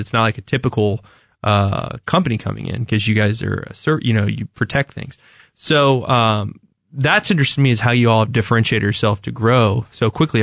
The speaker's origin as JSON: {"language": "English", "town": "Parkville", "region": "Missouri", "country": "United States", "tie": "born or raised there", "said": "I grew up in the Parkville area"}